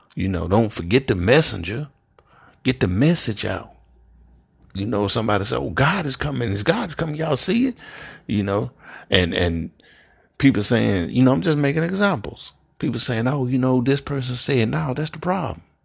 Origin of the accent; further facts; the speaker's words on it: Memphis, Tennessee, United States; I'm from Memphis, Tennessee, born and raised.